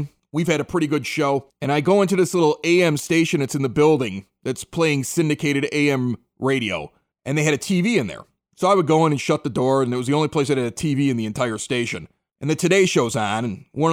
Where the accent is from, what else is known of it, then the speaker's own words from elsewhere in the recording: Chicago, Illinois, United States; moved away; I was from Chicago.